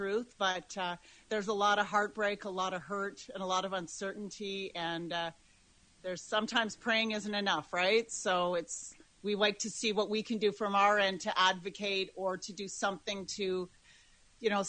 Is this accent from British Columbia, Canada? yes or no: no; Wawota, Saskatchewan, Canada; I was born in a very small community in a very small area of Saskatchewan